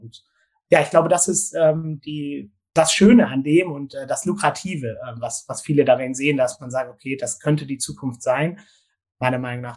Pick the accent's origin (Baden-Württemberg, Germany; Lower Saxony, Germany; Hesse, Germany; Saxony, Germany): Baden-Württemberg, Germany; Gärtringen; ich komme aus dem Großraum Stuttgart, sage ich jetzt mal, also aus äh, dem schönen Gärtringen